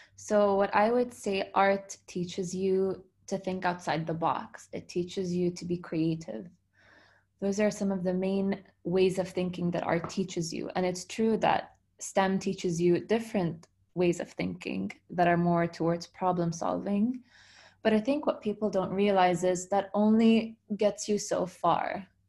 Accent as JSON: {"language": "English", "region": "Dubai", "country": "United Arab Emirates", "tie": "born or raised there", "said": "I was born and raised in Dubai"}